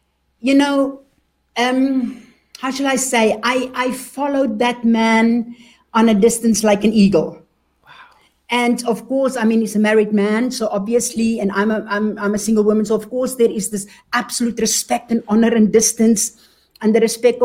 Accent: South Africa; now in Germany; you can hear from my accent. I am actually a born South African, but I am German. And so I grew up in South Africa. And until we eventually moved to Germany

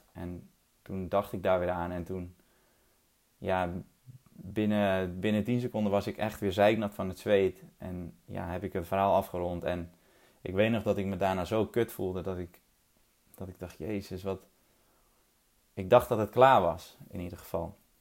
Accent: 't Geest, North Holland, Netherlands; ik ben opgegroeid in het Geest. Een eh, klein, mooi, veilig dorpje in Noord-Holland

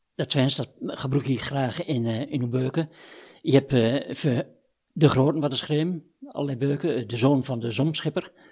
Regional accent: Wierden, Overijssel, Netherlands; ik kom uit Wien.

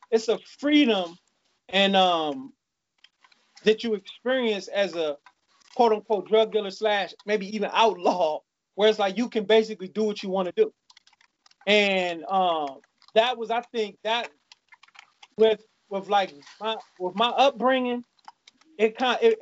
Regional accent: Maryland, United States; also born or lived in Ohio / Washington, D.C.; We moved to Maryland with my grandmother in like 80

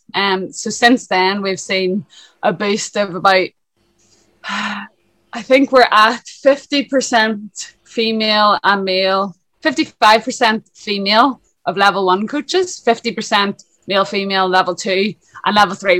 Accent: Lisburn, Northern Ireland, United Kingdom; moved away as an adult; now in Dublin, Ireland; I'm originally from Lisburn, up north, hence the accent. Uh, and then I moved to Dublin in 2011

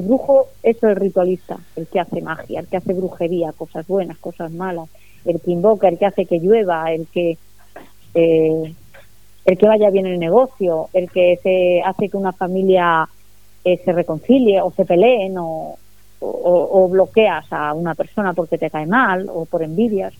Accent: Spain; yo, soy española y mi cultura es cristiana

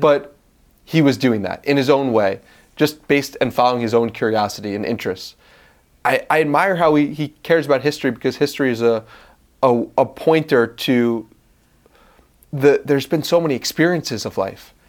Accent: Long Island, New York, United States; now in Austin, United States; I'm from Long Island, New York

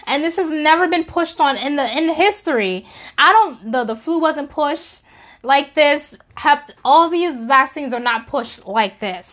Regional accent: New York, United States; I'm from New York

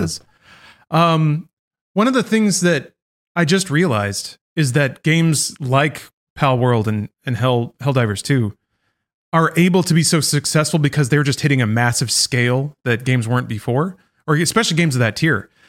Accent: United States; as an American

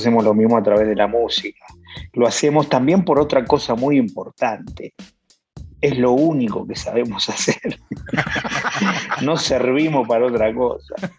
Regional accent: Buenos Aires, Argentina; now in Mexico; soy un chaparrito argentino que nació en, Buenos Aires y se vino a México

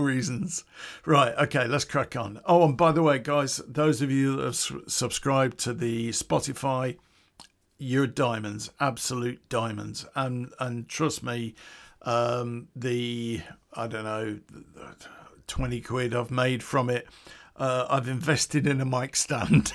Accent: Coventry, West Midlands, United Kingdom; It's back in nineteen eighty where I grew up in Coventry.

